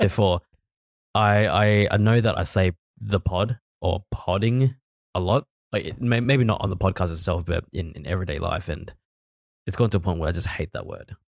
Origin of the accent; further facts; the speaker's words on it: Australia; accent: Australian; we are actually Australian.